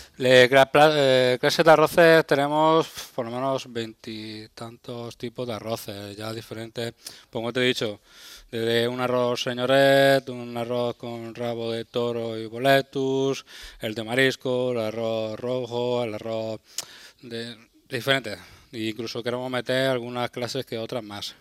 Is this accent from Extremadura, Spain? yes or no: no; Berja, Andalusia, Spain; now in Almería, Spain; yo soy de, de aquí de Almería, soy de un pueblecito, de Berja, pero llevo también muchos años aquí en Almería Capital